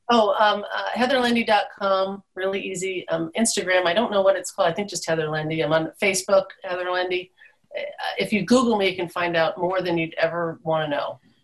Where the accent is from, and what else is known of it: East Coast, United States; born or raised there; now in Alaska, United States